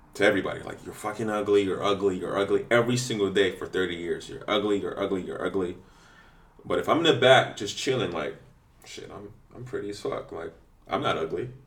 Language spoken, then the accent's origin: English; Washington, District of Columbia, United States; When I was growing up in DC